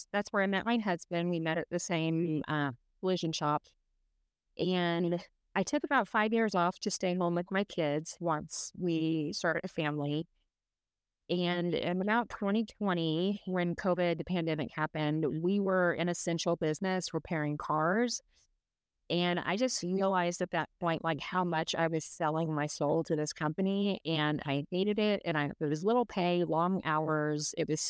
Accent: Dallas, Texas, United States; moved away as an adult; also born or lived in Houston; born and raised in Dallas, Texas. I graduated in 2004. I moved to Houston to go to an automotive trade school. When I graduated from there, I moved to Utah kind of on a whim.

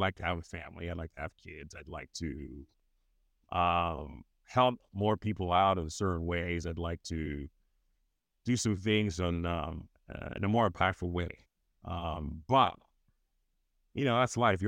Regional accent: Nigeria; moved away as an adult; growing up in Nigeria

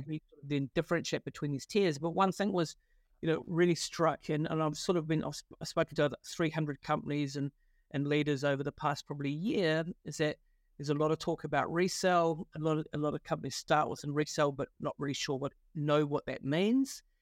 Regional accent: Wellington, New Zealand; accent: Kiwi; moved away; also born or lived in London; I grew up in, uh, Wellington in New Zealand

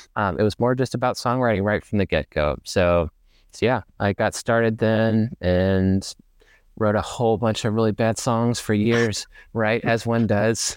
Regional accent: Ferndale, Arkansas, United States; moved away as an adult; now in Dallas, United States; I was born and raised like just outside of Little Rock, which is the capital city of Arkansas. For those who are not familiar, um, I grew up in Ferndale, actually

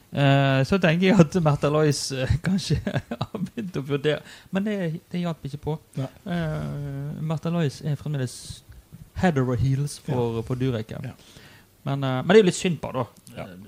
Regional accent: Western Norway, Norway; Jeg er jo fra Vestlandet

